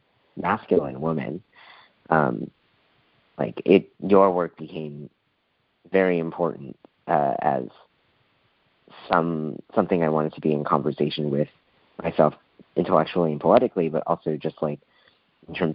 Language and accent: English; Midwest, United States; I am from the Midwest